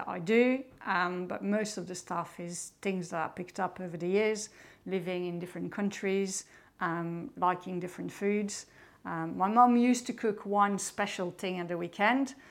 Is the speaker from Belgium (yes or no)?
yes; Belgium; English is a second language; now in United Kingdom; I'm originally from Belgium